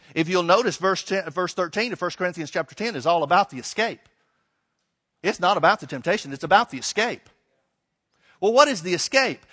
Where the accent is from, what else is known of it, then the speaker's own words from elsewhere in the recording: Alabama, United States; I grew up in Alabama